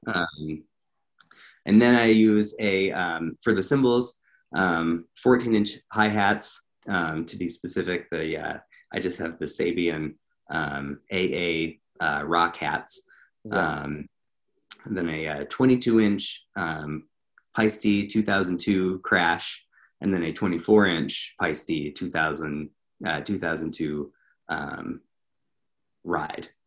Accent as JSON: {"language": "English", "region": "Montana", "country": "United States", "tie": "born or raised there", "moved": "as an adult", "lives_now": "Atlanta, United States", "said": "I grew up in Montana, and I was living in Montana at the time. And uh, I moved down here um, about exactly a year ago."}